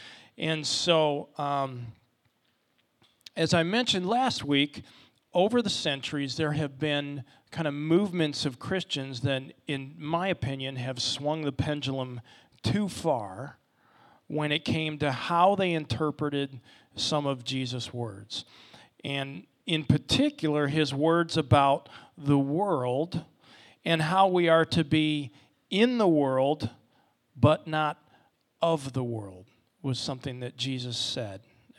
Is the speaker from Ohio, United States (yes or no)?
yes; Ohio, United States; now in Orlando, United States; We're from Ohio. I'm a hockey player. There wasn't a lot of appeal to Orlando based on a couple things and kind of my upbringing.